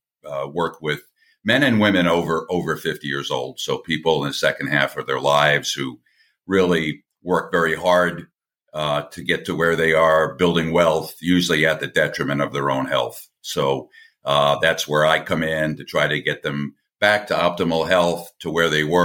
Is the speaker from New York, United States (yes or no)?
yes; Long Island, New York, United States; also born or lived in Connecticut / Atlanta, Georgia / Tampa, Florida; now in St. Petersburg, United States; I grew up on Long Island in New York